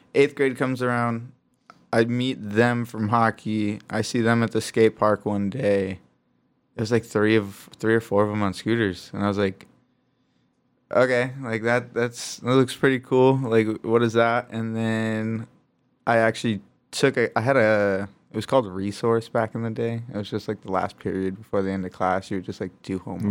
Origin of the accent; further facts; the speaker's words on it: Traverse City, Michigan, United States; also born or lived in Grand Rapids, Michigan; now in Los Angeles, United States; born in Grand Rapids, grew up in Traverse City, Michigan, and now I live out in Los Angeles, California